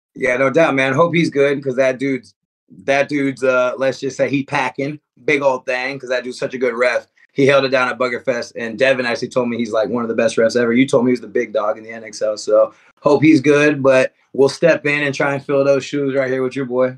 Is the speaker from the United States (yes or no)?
yes; Houston, Texas, United States; I'm from Houston.